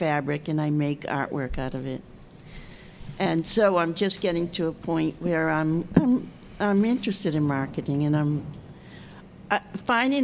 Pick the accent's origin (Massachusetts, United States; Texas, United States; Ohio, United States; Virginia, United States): Massachusetts, United States; Malden; moved away as an adult; also born or lived in Cape Cod, Massachusetts / California; I grew up not far from here. I grew up on the Melrose Malden line